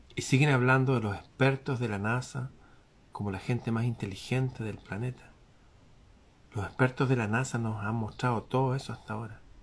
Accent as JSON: {"language": "Spanish", "country": "Chile", "said": "aquí en mi país"}